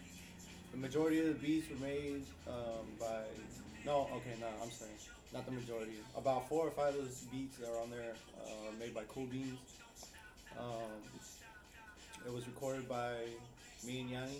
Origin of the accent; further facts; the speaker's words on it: Westlake, Rio Grande Valley, Texas, United States; now in Houston, United States; I'm from the Valley, Rio Grande Valley